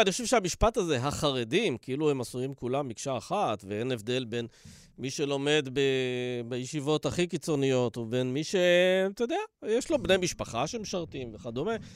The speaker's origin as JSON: {"language": "Hebrew", "town": "Dimona", "region": "Southern District", "country": "Israel", "tie": "born or raised there", "said": "בילדותי, בדימונה"}